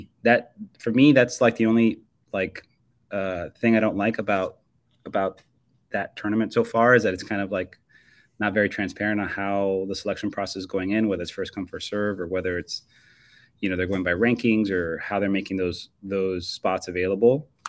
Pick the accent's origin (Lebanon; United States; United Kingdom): United States; Florida; also born or lived in Miami; Well, I mean, I'm from Florida, and 6 hours, you're not even out of the state. When I lived in Miami